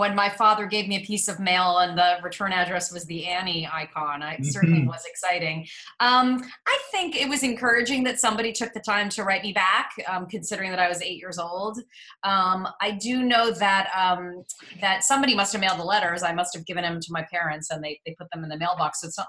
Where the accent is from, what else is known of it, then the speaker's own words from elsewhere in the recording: New York City, New York, United States; accent: Midwestern; So I grew up in New York City. I'm from the Upper East Side. So I'm actually a true New Yorker, but I have a Midwestern accent because my mom is from Illinois.